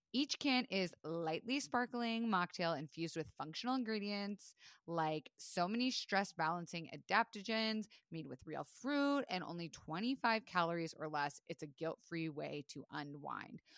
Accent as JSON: {"language": "English", "region": "Florida", "country": "United States", "tie": "born or raised there", "said": "I was raised in Florida"}